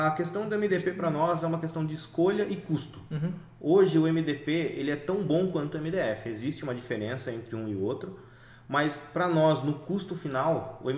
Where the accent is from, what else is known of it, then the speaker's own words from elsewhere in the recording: Sorocaba, São Paulo, Brazil; Nós somos de Sorocaba, tanto eu quanto o Robson.